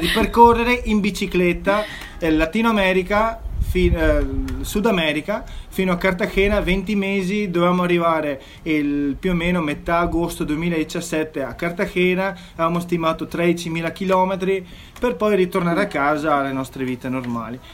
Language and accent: Italian; South Africa; moved away; trascorso la mia infanzia in Sudafrica